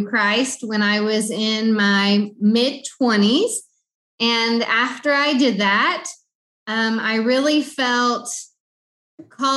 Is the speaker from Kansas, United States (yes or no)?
no; Southern Illinois, United States; moved away as an adult; now in Honduras; I am from Southern Illinois